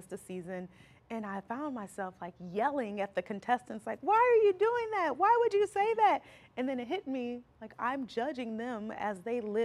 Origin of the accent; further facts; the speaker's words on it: Alton, Illinois, United States; also born or lived in Florissant, Missouri; now in Hazelwood, United States; Originally I'm from Alton, Illinois